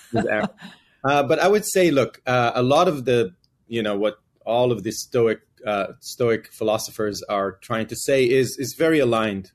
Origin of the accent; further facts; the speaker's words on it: Israel; moved away as an adult; now in United States; I grew up in Israel